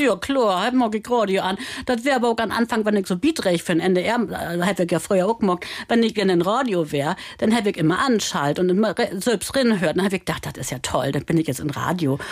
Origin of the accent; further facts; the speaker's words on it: Germany; da gibt es einen Lüttenhof, das ist der Pfingstsoll, da bin ich groß